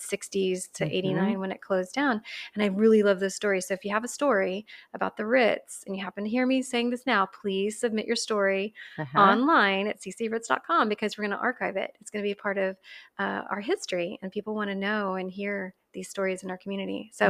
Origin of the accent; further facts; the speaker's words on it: Katy, Texas, United States; I grew up in Katy, which okay. is outside of Houston. Yeah. At yeah. the time, it wasn't part of Houston. It was just its own little rice town mm-hmm. back in the 80s.